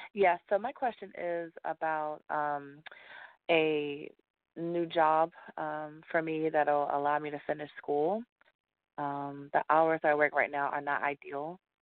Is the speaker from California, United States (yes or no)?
no; Orlando, Florida, United States; now in Washington, D.C., United States; Yes, I'm from Orlando.